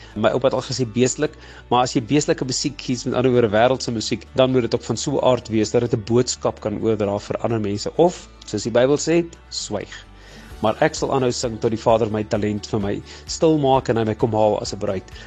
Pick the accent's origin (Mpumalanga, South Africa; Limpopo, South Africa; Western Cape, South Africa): Limpopo, South Africa; Bela-Bela; ek het nog in Warmbad groot geword en bly lekker in die Bosveld.